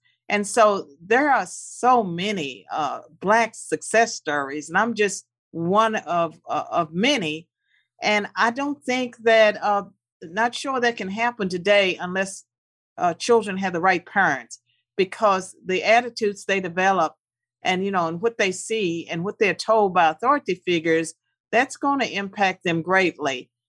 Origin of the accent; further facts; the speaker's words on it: United States; I don't know if that would have been a … success story, because I grew up believing in the American dream. I believed that I lived in the greatest country in the world.